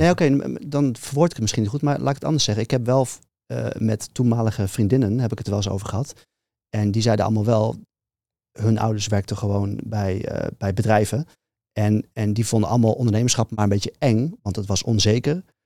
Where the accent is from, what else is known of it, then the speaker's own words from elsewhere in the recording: near Leeuwarden, Friesland, Netherlands; maar wel daar mijn hele jeugd eh, getoefd inderdaad. Um, klein dorpje naast Leeuwarden geboren.